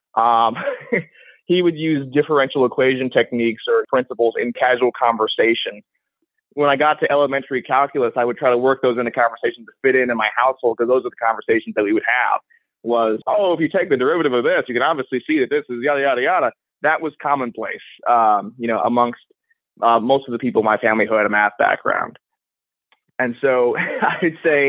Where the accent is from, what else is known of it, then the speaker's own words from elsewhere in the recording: New York, New Jersey, East Coast, United States; I grew up on the East Coast, New York, New Jersey